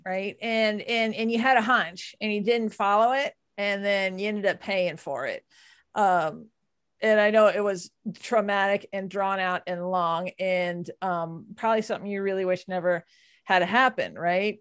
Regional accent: Texas, United States; I'm from Texas

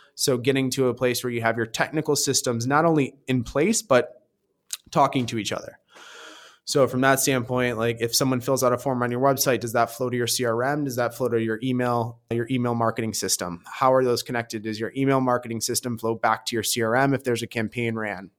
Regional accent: Michigan, United States; moved away as an adult; also born or lived in New York; now in New York City, United States; I'm from Michigan

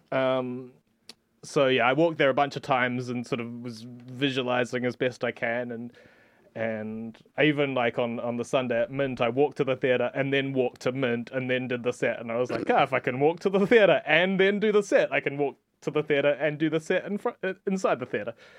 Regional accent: New Zealand; now in Barcelona, Spain; I'm from New Zealand, whatever, I, I, I live here

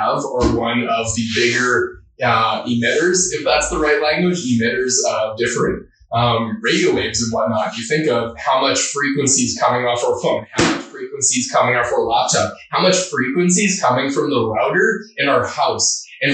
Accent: Alberta, Canada; I grew up in a small town about 2.5 hours north of Edmonton called Lachowich

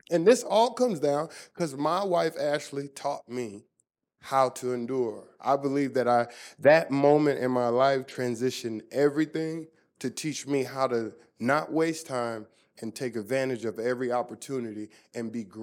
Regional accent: Germany; Growing up in Germany, I had to learn how to read people's lips to try to understand.

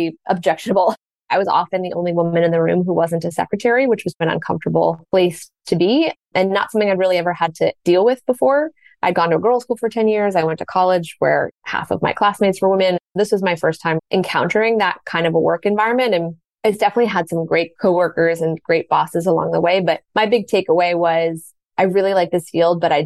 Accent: Washington, District of Columbia, United States; I grew up in Washington, D.C., America's capital.

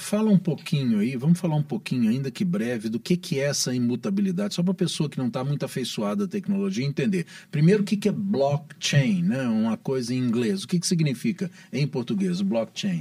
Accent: Araguari, Minas Gerais, Brazil; lá na minha terra, em Araguari, que é uma grande cidade, uma bela cidade

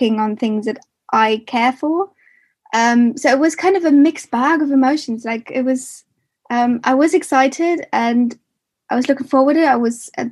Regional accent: Germany; moved away as an adult; now in United Kingdom; I am originally from Germany, and I moved to the UK in 2014

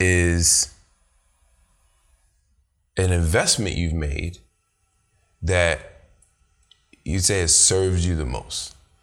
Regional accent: Nigeria; Do you think it has to do with being our culture, Nigerian, being Nigerian? Because our culture is very heavy on academic achievement.

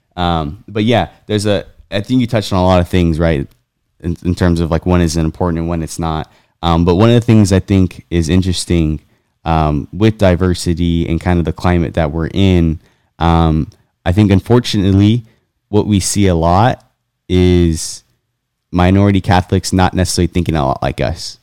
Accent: California, United States; I grew up in California

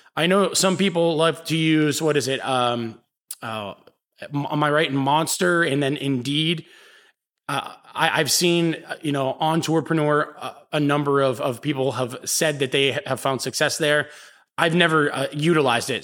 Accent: Pittsburgh, Pennsylvania, United States; now in New Orleans, United States; I'm from Pittsburgh, Pennsylvania. I moved here

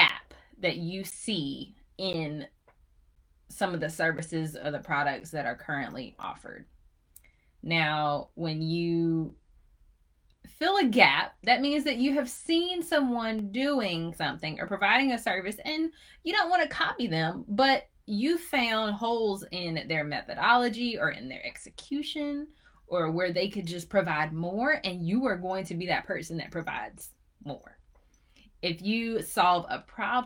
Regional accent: Chapel Hill, North Carolina, United States; I'm from Chapel Hill

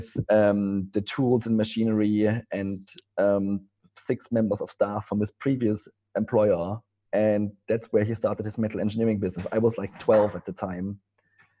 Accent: East Germany, Germany; English is a second language; moved away; as you can maybe tell from my accent, I'm not English. I come from Germany, from East Germany.

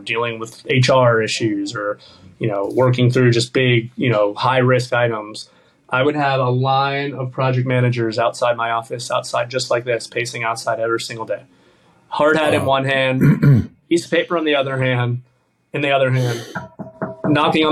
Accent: Miami, Florida, United States; I grew up in the South Florida area

